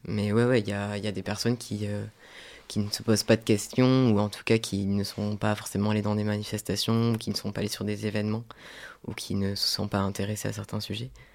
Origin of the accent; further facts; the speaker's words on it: south of France, France; moved away; je suis originaire du sud de la France